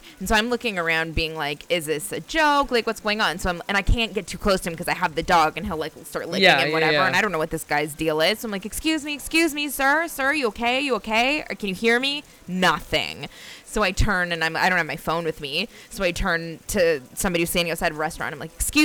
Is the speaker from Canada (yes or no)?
yes; Canada; ingrained in our culture and being Canadian